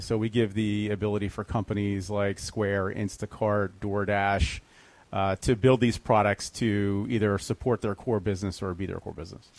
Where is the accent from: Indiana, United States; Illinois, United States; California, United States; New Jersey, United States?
New Jersey, United States; Fair Haven; moved away as an adult; also born or lived in Arizona; I uh, grew up in a, a, town called Fairhaven, which is in Monmouth County, New Jersey